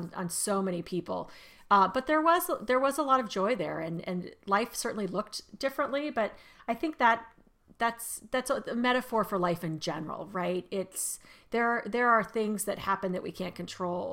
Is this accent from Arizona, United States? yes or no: yes; Arizona, United States; now in Maryland, United States; growing up in Arizona